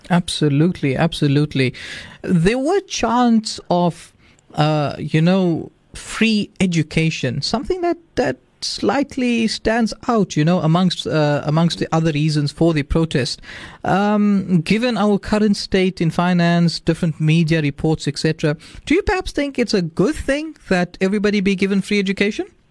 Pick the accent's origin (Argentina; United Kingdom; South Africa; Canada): South Africa; our future as South African youth